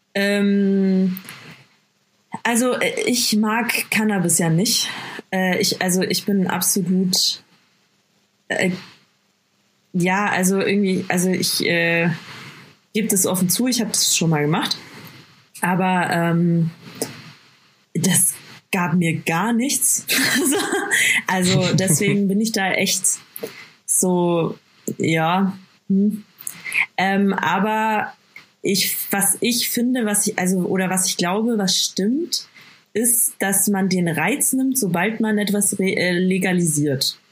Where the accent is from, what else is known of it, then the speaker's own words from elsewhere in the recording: Bad Aibling, Bavaria, Germany; first language German; Ich bin geboren und aufgewachsen in Bad Aibling